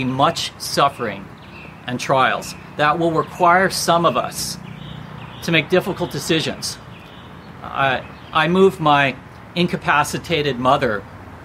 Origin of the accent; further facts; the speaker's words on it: United States; I'm Asian American